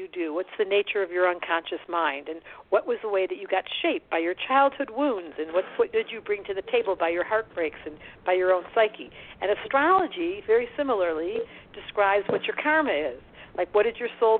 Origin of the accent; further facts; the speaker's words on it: Detroit, Michigan, United States; accent: Detroit; now in Boulder, United States; I live in Colorado, but my accent is definitely from Detroit.